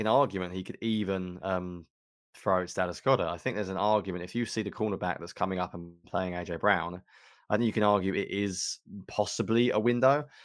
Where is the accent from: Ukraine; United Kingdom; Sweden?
United Kingdom; England; accent: British; I'm an Englishman